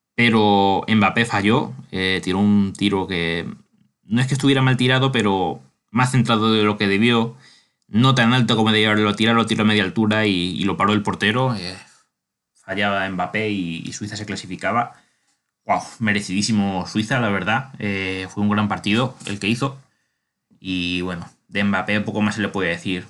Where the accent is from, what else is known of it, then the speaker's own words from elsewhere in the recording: Spain; soy español